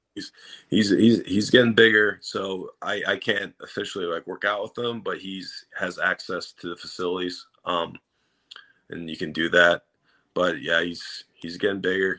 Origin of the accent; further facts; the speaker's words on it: Minnesota, United States; now in Cincinnati, United States; I'm from Minnesota but uh, I met my wife here in Cincinnati.